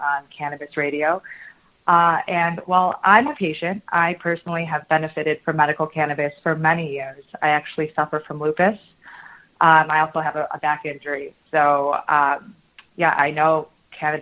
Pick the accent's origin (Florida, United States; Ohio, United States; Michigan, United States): Michigan, United States; also born or lived in Los Angeles; now in Chicago, United States; I'm from Michigan